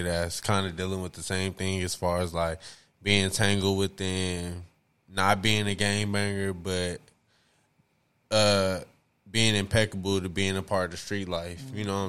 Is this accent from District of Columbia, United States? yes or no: yes; Washington, District of Columbia, United States; You're from D.C. D.C.